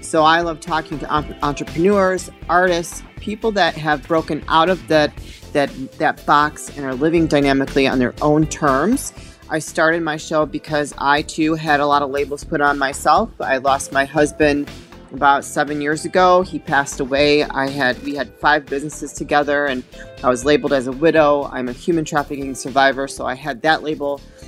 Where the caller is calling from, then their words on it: Chicago, Illinois, United States; I'm joining you from Chicago, Illinois.